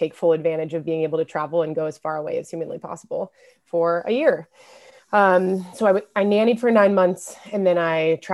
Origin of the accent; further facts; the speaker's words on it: Lawrence, Kansas, United States; moved away as an adult; also born or lived in San Francisco, California / Indiana; right now I'm in Lawrence, Kansas, my hometown, in my high school bedroom at my dad's apartment